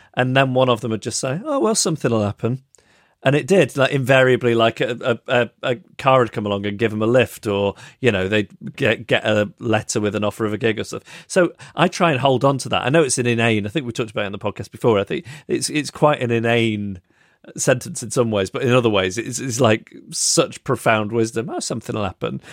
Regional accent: Macclesfield, North West England, United Kingdom; my hometown of Macclesfield

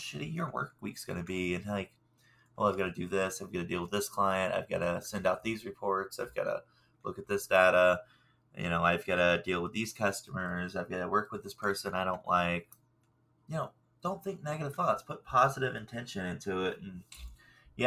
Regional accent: the South, United States; I'm from the South, and we're cast iron people

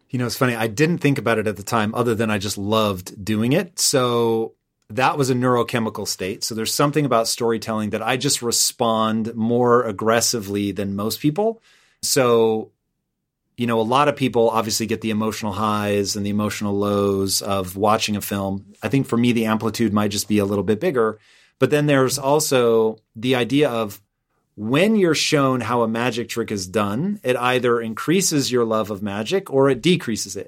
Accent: Tacoma, Washington, United States; moved away as an adult; also born or lived in Los Angeles; I grew up in Tacoma. My address was Tacoma. But in reality, I was closer to Puyallup.

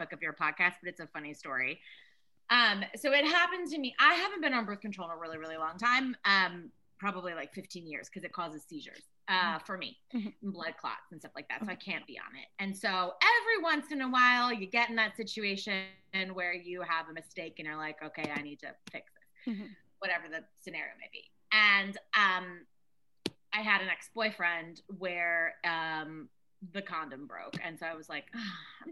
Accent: Maryland, United States; moved away as an adult; also born or lived in New York; I'm from Maryland, so like this like small town.

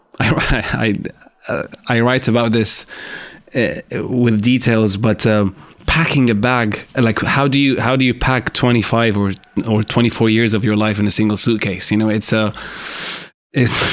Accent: Syria; moved away as an adult; also born or lived in Damascus; now in London, United Kingdom; my home country, Syria.

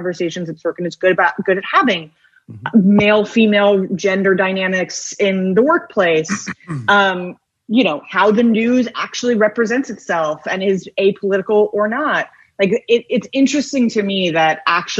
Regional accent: New York, United States; as a New Yorker

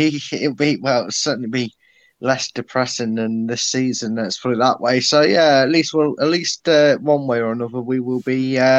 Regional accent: Leicester, East Midlands, United Kingdom; born or raised there

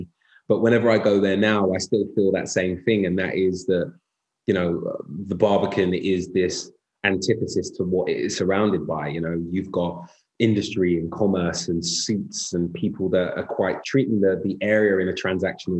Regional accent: London, United Kingdom; I grew up in North London, in Islington

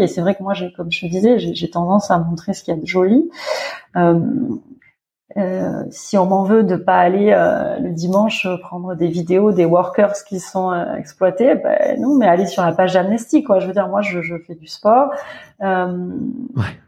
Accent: France; moved away as an adult; also born or lived in Doha, Qatar; now in Riyadh, Saudi Arabia; nous, on est français

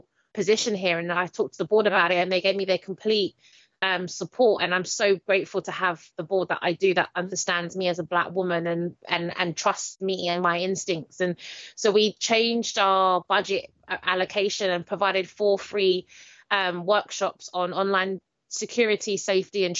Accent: London, United Kingdom; I'm from Stratford, Newham

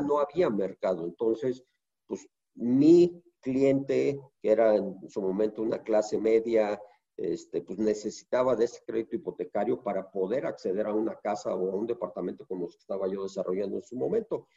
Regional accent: Mexico; te lo digo como mexicano, no como funcionario de Fibra 1

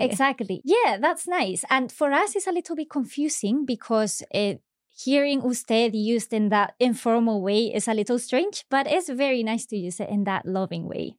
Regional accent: Seville, Andalusia, Spain; we are both from Spain. I'm from Sevilla

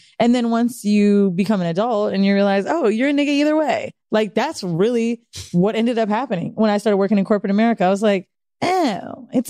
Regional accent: Florida, United States; moved away; also born or lived in San Francisco; Moved to Florida when I was like super young, like 7 or 6 or something.

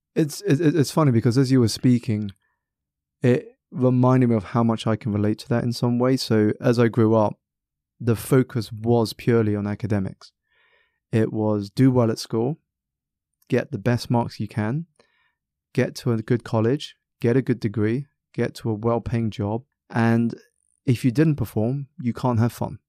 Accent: South East England, United Kingdom; I was born in Southeast England, um, very much part of a minority

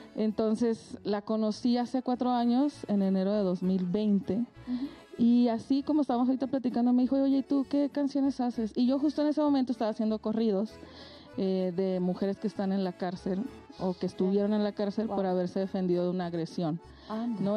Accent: Francisco I. Madero, Coahuila, Mexico; now in Mexico City, Mexico; yo vengo de Coahuila, de un lugar que se llama Francisco y Madero, que para ubicarnos en el mapa está cerquita de Torreón

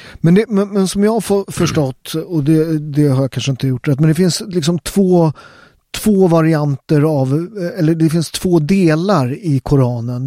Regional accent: Upplands Väsby, Stockholm County, Sweden; jag är uppväxt i Upplands Väsby

